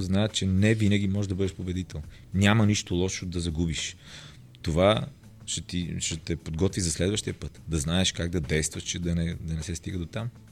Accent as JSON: {"language": "Bulgarian", "town": "Roman", "region": "Vratsa Province", "country": "Bulgaria", "tie": "born or raised there", "said": "там съм роден, но съм израснал в Роман."}